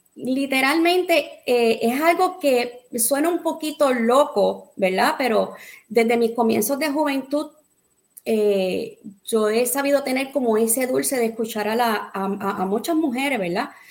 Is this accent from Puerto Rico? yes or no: yes; Arroyo, Puerto Rico; also born or lived in Boston, Massachusetts / Guayama, Puerto Rico; nací en Boston, Massachusetts. Amén. Eh, llegué a Puerto Rico eh, meses de nacida eh, en el pueblo de Arroyo, comencé eh, en el pueblo de Arroyo con mi familia